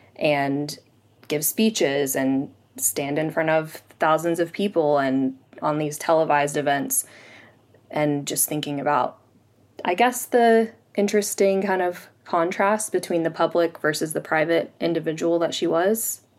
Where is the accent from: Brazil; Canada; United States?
United States; Rogers, Arkansas; now in London, United Kingdom; I'm from Rogers, Arkansas, and I'm a tutor and business owner, and I'm currently in London